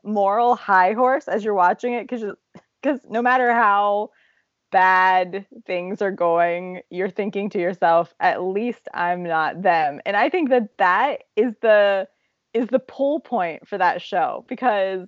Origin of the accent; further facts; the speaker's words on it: Zanesville, Ohio, United States; my hometown of Zanesville, Ohio